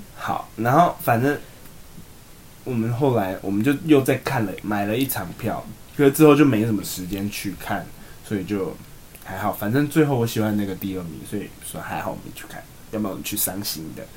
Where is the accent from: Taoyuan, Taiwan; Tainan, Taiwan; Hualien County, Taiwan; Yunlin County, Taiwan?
Tainan, Taiwan; moved away; 我们是台南人的家籍